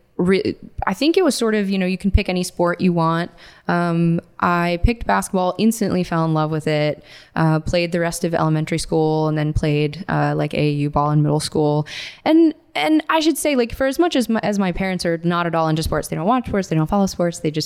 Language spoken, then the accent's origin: English; Northern Virginia, United States; I'm from Virginia, Northern Virginia